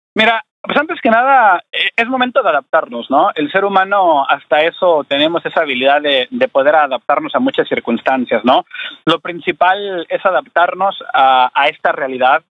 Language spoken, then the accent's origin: Spanish; Mexico; la garra azteca como mexicanos